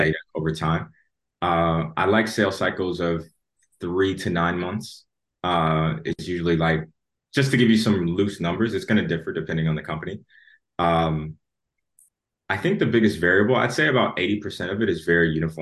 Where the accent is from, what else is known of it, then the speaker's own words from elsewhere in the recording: Chicago, Illinois, United States; moved away as an adult; also born or lived in Atlanta; now in London, United Kingdom; I was born and raised in Chicago